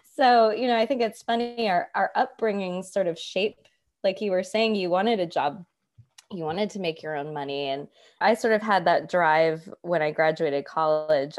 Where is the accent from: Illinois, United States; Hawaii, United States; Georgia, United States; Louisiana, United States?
Georgia, United States; Atlanta; also born or lived in New York; I'm from Atlanta and I moved home